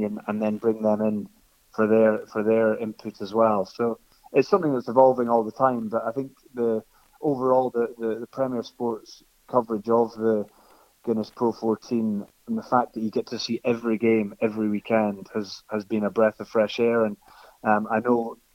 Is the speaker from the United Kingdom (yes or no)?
yes; Scotland, United Kingdom; accent: Scottish; I've got a Scottish accent. People know that I'm Scottish